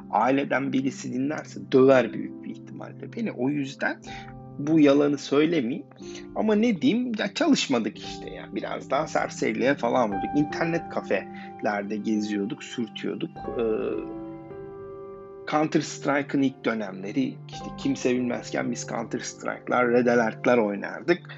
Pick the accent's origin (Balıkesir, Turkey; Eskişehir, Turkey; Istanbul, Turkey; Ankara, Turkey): Ankara, Turkey; Gölbaşı; born there; Ben Ankara Gölbaşı'nda doğdum. Ailem Artvinli.